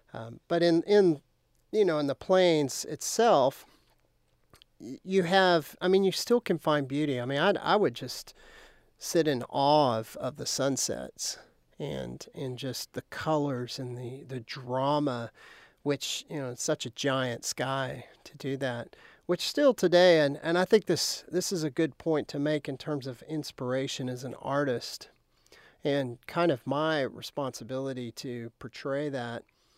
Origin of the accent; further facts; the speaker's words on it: Lubbock, Texas, United States; I grew up outside of Lubbock towards Brownfield, and we had a horse ranch out there. And so it was actually pretty isolated at the time.